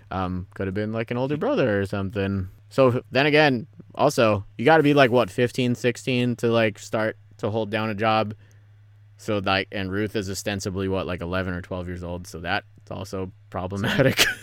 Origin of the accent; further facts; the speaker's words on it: Philippines; I am Filipino, so there's you have that.